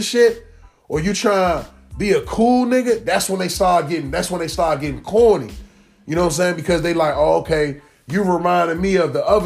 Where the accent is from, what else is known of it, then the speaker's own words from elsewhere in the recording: Prince George's County, Maryland, United States; being from out here, knowing PG police